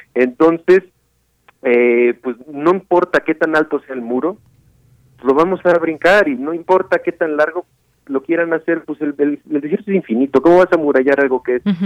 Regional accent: Mexico; yo no soy de la Ciudad de México

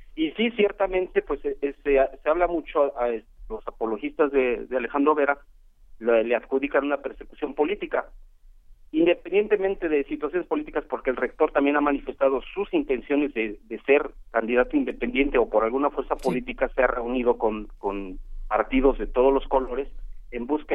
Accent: Morelos, Mexico; conozco la historia de Morelos, soy de Morelos

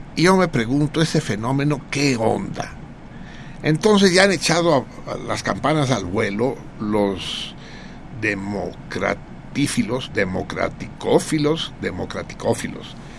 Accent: Mexico City, Mexico; yo no soy chilango, soy tenochca, los tenochcas suerte tenemos de la cercanía de Cuernavaca, la Ciudad de México

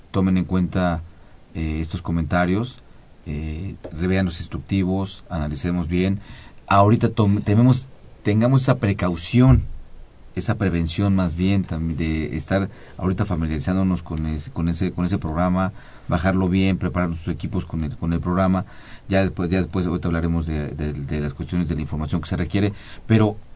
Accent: Mexico; Luego somos mexicanos, ¿no?

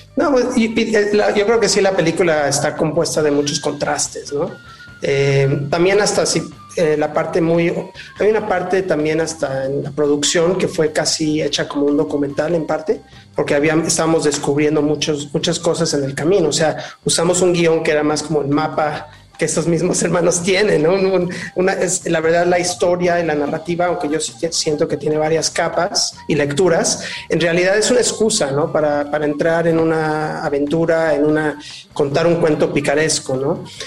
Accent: Mexico; moved away; also born or lived in Los Angeles; Yo nací en México, regresé a México, ya llevo varios años aquí

